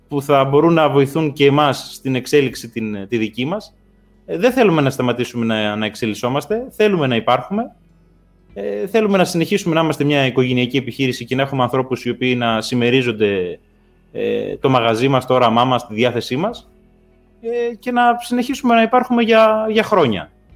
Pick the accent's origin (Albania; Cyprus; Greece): Greece; Sklithro, Western Macedonia; Το χωριό μου, παραδείγματο χάρη, είναι πατατοχώρι